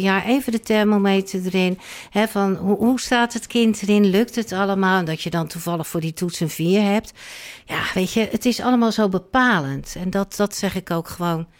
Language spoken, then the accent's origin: Dutch; Rotterdam, South Holland, Netherlands; now in Alkmaar, Netherlands; ik woon in Alkmaar, maar ik ben geboren en getogen in Rotterdam